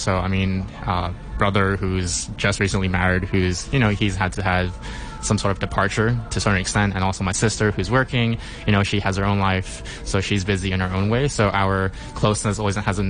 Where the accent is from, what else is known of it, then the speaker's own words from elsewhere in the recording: Hong Kong; I was born and raised in Hong Kong